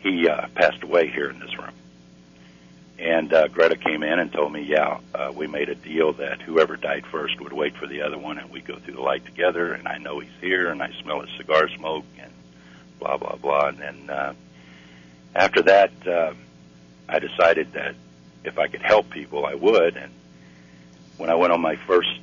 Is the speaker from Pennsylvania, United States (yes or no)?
no; Missouri, United States; I'm from Missouri